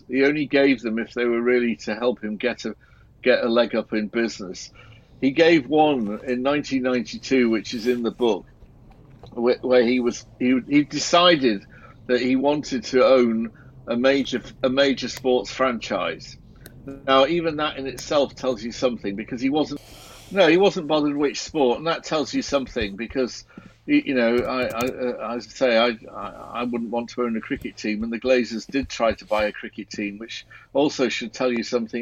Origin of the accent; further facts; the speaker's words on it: Barrow-in-Furness, North West England, United Kingdom; I grew up in Barrow in Cumbria.